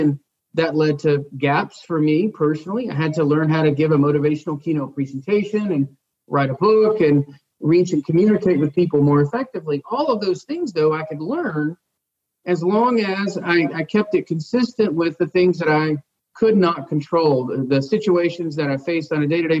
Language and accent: English; United States; I was born in the United States, the land of opportunity